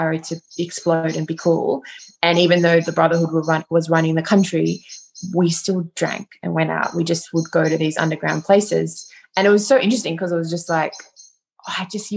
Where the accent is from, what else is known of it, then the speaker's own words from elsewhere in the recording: Wagga Wagga, New South Wales, Australia; I grew up in Wagga